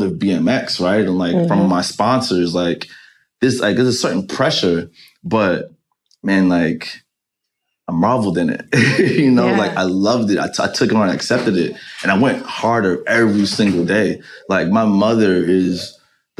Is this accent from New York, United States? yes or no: yes; New York City, New York, United States; as a kid growing up in Jamaica, Queens